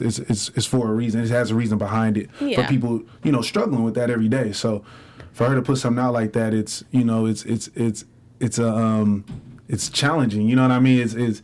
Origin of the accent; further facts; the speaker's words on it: Sacramento, California, United States; now in Los Angeles, United States; growing up in Sacramento was very, like, boxed in, I call it.